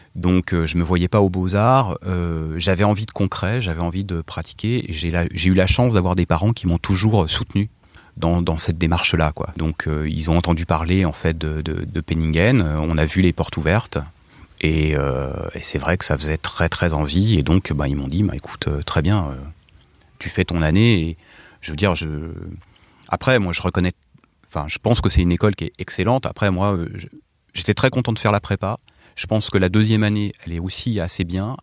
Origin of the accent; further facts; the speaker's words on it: Morsang-sur-Orge, Île-de-France, France; also born or lived in Paris; je venais de, de l'Essonne, de Morsan-sur-Orge.